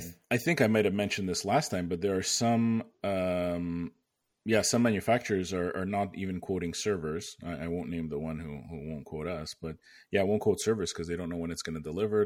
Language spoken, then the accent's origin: English; Canada; moved away as an adult; now in United States; I'm Canadian